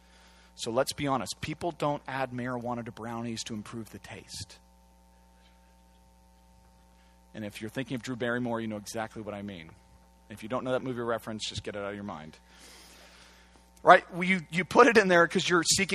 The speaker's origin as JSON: {"language": "English", "town": "Santa Cruz", "region": "California", "country": "United States", "also_born_or_lived": "Washington, D.C.", "moved": "yes", "said": "I come from Santa Cruz"}